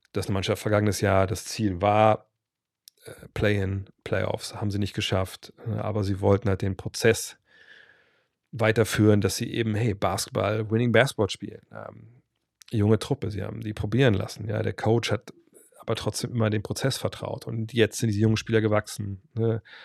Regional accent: Germany; wir auch als, als Deutsche

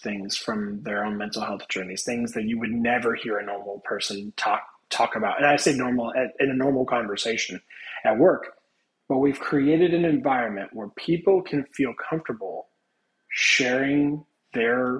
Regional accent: Indiana, United States; moved away as an adult; now in Florida, United States; I'm not originally from Florida. I am from Indiana.

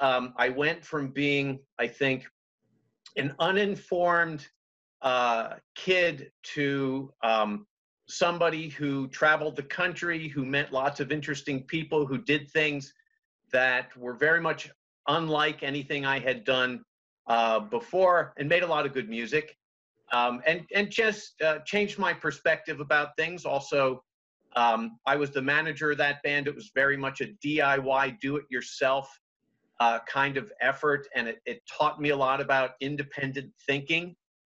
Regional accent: Washington, D.C. area, United States; I grew up in outside of Washington, D.C.

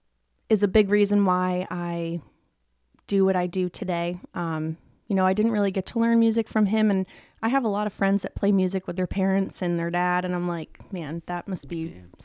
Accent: Nashville, Tennessee, United States; born there; So I was born in Nashville, 1995.

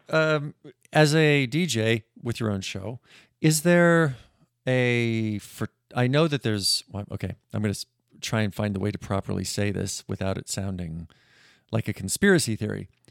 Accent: Montana, United States; I'm from Montana

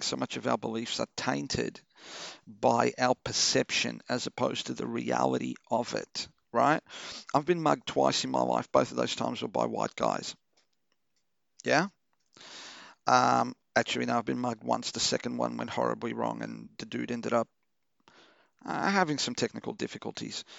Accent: Melbourne, Victoria, Australia; English is a second language; also born or lived in Portugal; I grew up in Chelsea, you know, one of the whitest fucking neighborhoods ever.

